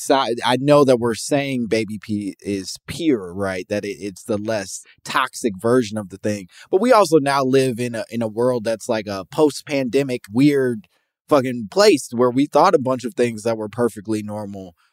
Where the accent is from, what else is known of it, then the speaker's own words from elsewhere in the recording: Chicago, Illinois, United States; I grew up in Chicago